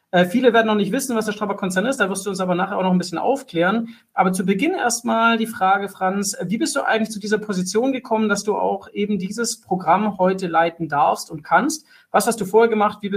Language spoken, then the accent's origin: German; Stuttgart, Baden-Württemberg, Germany; vor allem die Firma Zyplin äh, als Stuttgarter natürlich